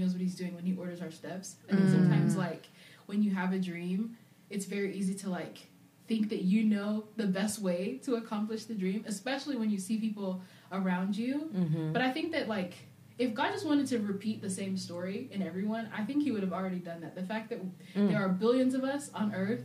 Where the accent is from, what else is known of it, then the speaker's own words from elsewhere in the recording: England, United Kingdom; also born or lived in Zambia / Arizona / Atlanta / North Carolina; now in Nashville, United States; I was raised in England, lived there for about 10, 11 years before we moved to America